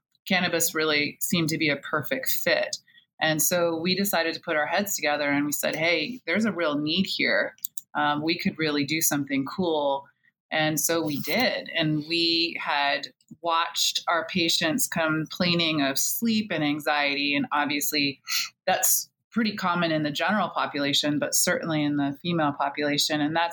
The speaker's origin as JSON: {"language": "English", "area": "a small island outside of Seattle, Pacific Northwest", "region": "Washington", "country": "United States", "tie": "born or raised there", "also_born_or_lived": "Pennsylvania", "moved": "as an adult", "lives_now": "Baltimore, United States", "said": "I grew up in the Pacific Northwest in a small island outside of Seattle"}